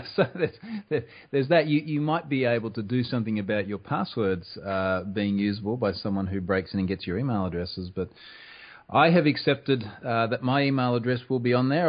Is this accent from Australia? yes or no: yes; Australia; I am also Australian